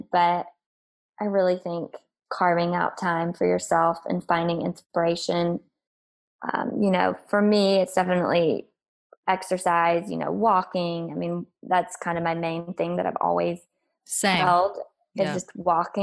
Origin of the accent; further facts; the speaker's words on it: South Carolina, United States; moved away as an adult; also born or lived in Northeast United States; now in Los Angeles, United States; growing up in South Carolina